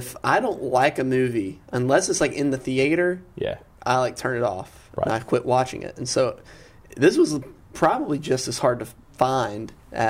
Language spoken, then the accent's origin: English; Rome, Georgia, United States; a lot of this movie was filmed in my hometown